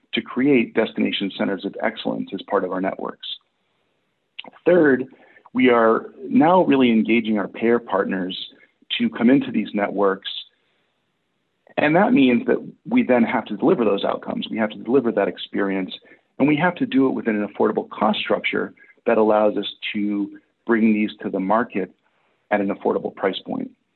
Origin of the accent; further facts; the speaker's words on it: Massachusetts, United States; moved away as an adult; now in Portland, United States; I'm originally from Massachusetts, but I've been in Portland, Oregon for the last 13 years